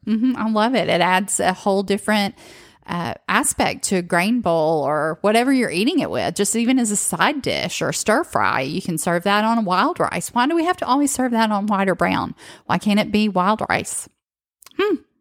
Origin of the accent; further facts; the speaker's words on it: the South, United States; restaurants growing up in the South